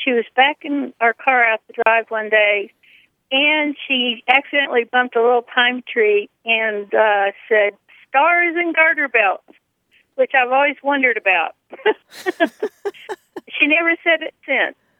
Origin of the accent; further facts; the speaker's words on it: southern Georgia, United States; now in Kemp, Texas, United States; When I was a kid, I grew up in southern Georgia